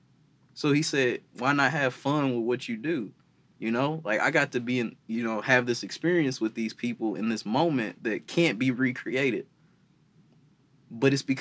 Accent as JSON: {"language": "English", "town": "East Chicago", "region": "Indiana", "country": "United States", "tie": "born or raised there", "said": "growing up in East Chicago, or, you know, being from East Chicago, Gary area"}